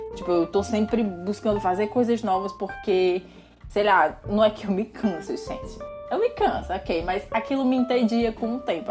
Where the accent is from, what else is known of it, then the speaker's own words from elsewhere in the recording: Jaguaribe, Ceará, Brazil; moved away as an adult; morar em Jaguaribe, que é a minha cidade natal